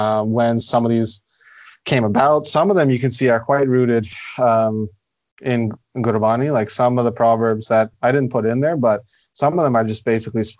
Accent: Ottawa, Ontario, Canada; I'm born and raised in Ottawa, Canada.

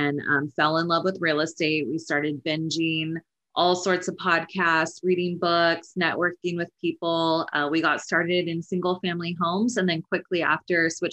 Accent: Northern California, United States; moved away as an adult; now in Los Angeles, United States; I grew up in Northern California and I went to Sacramento State University

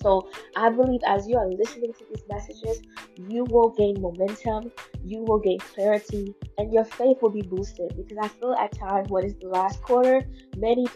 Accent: Fort Lauderdale, Florida, United States; I'm from Fort Lauderdale, Florida

